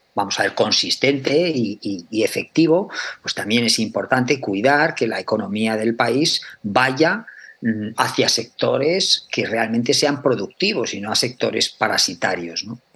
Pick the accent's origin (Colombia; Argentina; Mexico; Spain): Spain; Aragon; yo soy de Aragón, o sea, y en Aragón tenemos cuatro denominaciones de origen